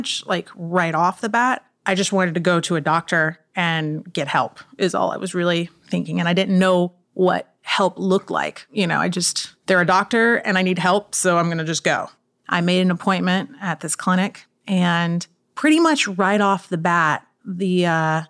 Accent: Austin, Texas, United States; also born or lived in Miami; I'm from Austin, Texas

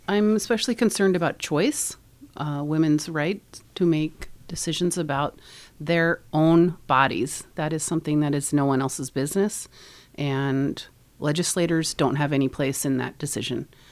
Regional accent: Nebraska, United States; moved away as an adult; now in Northfield, United States; I grew up in Nebraska, and I met my husband in high school when we were 16 years old

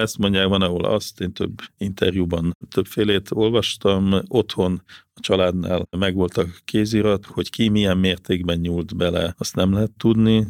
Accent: Gödöllő, Pest, Hungary; én ugye Gödöllön nőttem föl

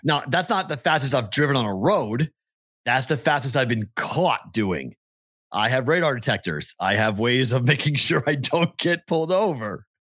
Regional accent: Massachusetts, United States; We're from Massachusetts.

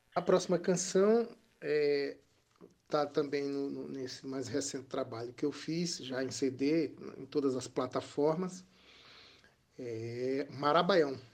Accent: Campina Grande, Paraíba, Brazil; now in João Pessoa, Brazil; Campina Grande, né? a cidade onde eu nasci, em origem, e a cidade que eu adotei para morar

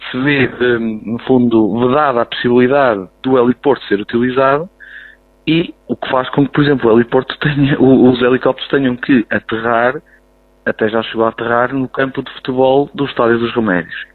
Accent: Silgueiros, Centro, Portugal; Não sou, sou de Silgueiros, mas vim aqui para ver.

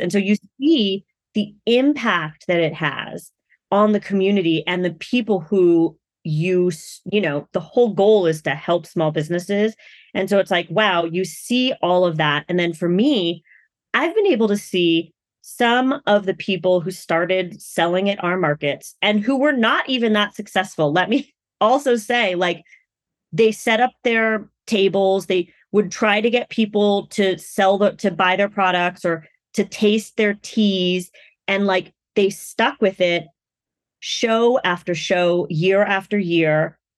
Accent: United States; I'm Asian American, so I'm also a woman of color.

